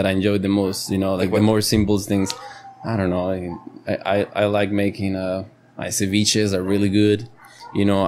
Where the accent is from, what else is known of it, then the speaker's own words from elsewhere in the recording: Costa Rica; first language Spanish; English is a second language; my mother tongue is Spanish, you know. I love Spanish, I breathe Spanish, and I'm tico